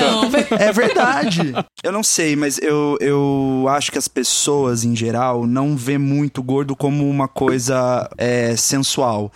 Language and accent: Portuguese; Campinas, São Paulo, Brazil; now in São Paulo, Brazil; É lá de Campinas, na cidade que eu moro. Moro não, que eu nasci, eu moro em São Paulo